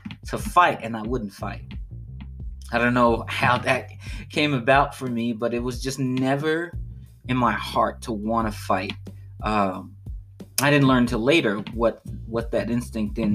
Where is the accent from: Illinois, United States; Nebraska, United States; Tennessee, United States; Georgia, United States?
Illinois, United States; Chicago; I grew up on the south side of Chicago, just as a start. Like, I grew up in West Englewood neighborhood